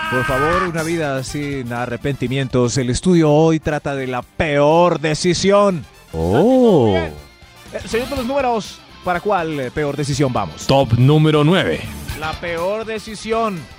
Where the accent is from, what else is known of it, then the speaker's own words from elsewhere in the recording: Manizales, Caldas, Colombia; preciosa, soy de Manizales